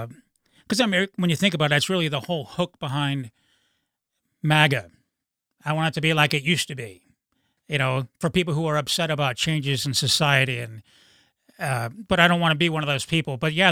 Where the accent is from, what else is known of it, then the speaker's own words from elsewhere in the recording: Akron, Ohio, United States; I grew up in Akron, Ohio, which is a medium city, but I didn't even know a gay person until 25.